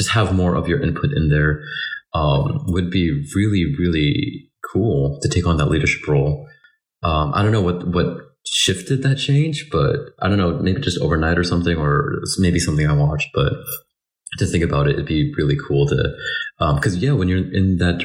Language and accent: English; Philippines; I'm Filipino.